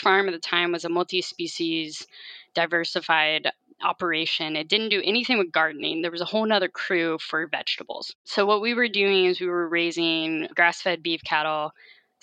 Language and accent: English; Harrisonburg, Virginia, United States; moved away as an adult; also born or lived in Colorado; now in California, United States; I grew up in the Shenandoah Valley of Virginia in Harrisonburg, Virginia